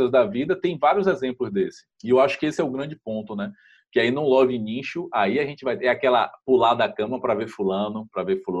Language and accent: Portuguese; Salvador, Bahia, Brazil; eu sou de Salvador, Bahia, lógico